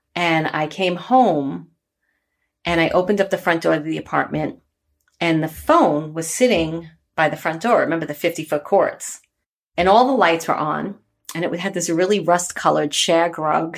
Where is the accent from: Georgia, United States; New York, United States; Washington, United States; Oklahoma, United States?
New York, United States; New York City; I grew up in Bay Ridge, Brooklyn